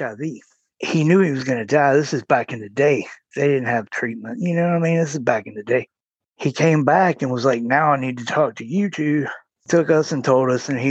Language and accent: English; Roanoke, Virginia, United States; I was born in Roanoke, Virginia. I grew up there, lived there most of my life.